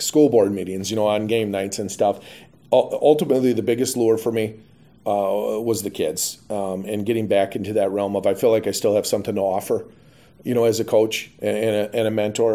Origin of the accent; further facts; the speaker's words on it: Pittsville, Wisconsin, United States; moved away as an adult; my hometown